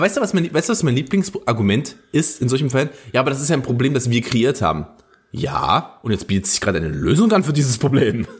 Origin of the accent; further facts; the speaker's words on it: Germany; als Deutscher